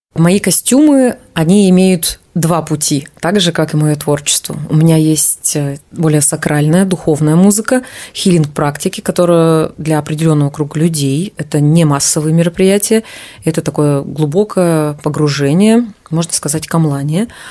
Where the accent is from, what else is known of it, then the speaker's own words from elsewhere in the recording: Yakutia, Sakha Republic, Russia; Якутия. Там я родилась и выросла